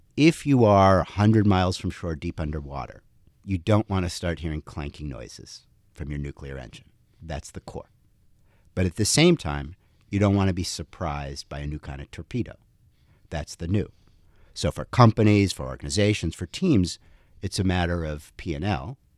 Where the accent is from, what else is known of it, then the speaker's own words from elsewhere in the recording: Princeton, New Jersey, United States; moved away; 'cause my parents were physicists, we grew up in Princeton